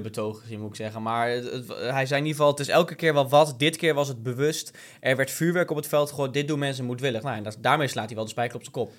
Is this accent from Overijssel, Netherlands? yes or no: yes; Hardenberg, Overijssel, Netherlands; also born or lived in Zwolle; Ik ben geboren in Hardenberg